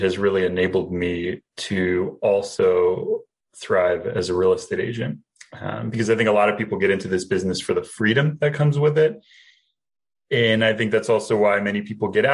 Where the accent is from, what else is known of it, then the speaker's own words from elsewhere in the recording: New Jersey, United States; moved away as an adult; now in Springfield, United States; I am originally from New Jersey, and I went to Rutgers University